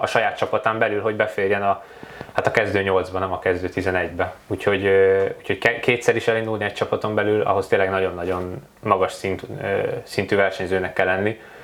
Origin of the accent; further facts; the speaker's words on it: Hungary; egy kis magyarként eljutottam a nagyvilágba